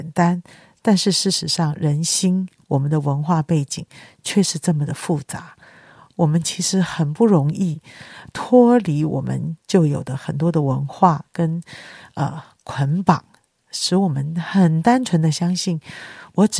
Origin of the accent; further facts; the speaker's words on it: China; 人怎么能不劳而获呢？人怎么能不一分耕耘一分收获啊？这就是我们中国人的。